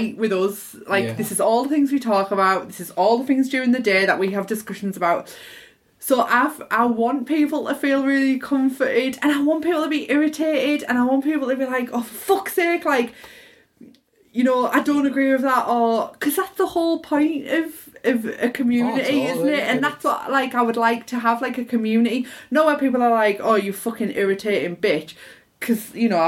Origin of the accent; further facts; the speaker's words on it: United Kingdom; accent: squeaky Borough; my squeaky Borough accent